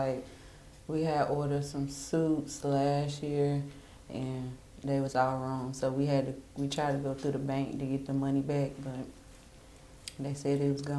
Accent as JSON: {"language": "English", "town": "Charlotte", "region": "North Carolina", "country": "United States", "tie": "born or raised there", "said": "I'm from Charlotte, North Carolina. I've been here all my life. I'm 28 years old"}